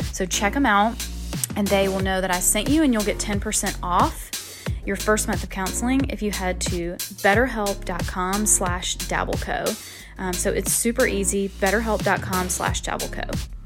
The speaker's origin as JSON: {"language": "English", "town": "Macon", "region": "Georgia", "country": "United States", "tie": "born or raised there", "moved": "as an adult", "lives_now": "Charleston, United States", "said": "my hometown, Macon"}